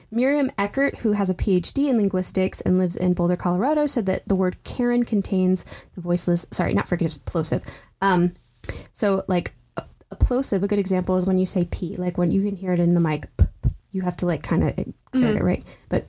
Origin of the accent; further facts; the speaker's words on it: England, United Kingdom; I'm an English person.